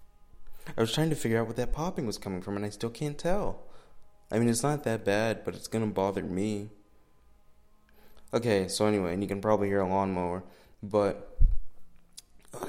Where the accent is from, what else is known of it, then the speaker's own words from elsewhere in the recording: a town a few hours south of Orlando, Florida, United States; I live in a town a few hours south of Orlando, and so I'm here now